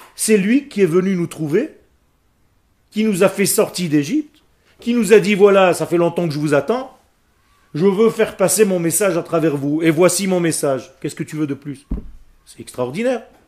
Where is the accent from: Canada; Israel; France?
Israel; French is a second language; le français n'est pas ma langue natale, parce que moi, je suis né en Israël, moi. Moi, j'ai appris à parler le français juste à quinze ans